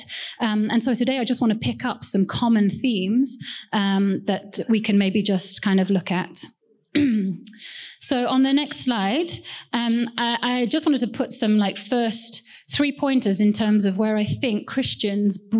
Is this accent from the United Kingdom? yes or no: yes; Wales, United Kingdom; also born or lived in Kerala, India; I don't sound that Indian. Actually, I was born in the UK. My parents are from India, and they moved when they, as shortly after they got married, to the UK in a place called Wales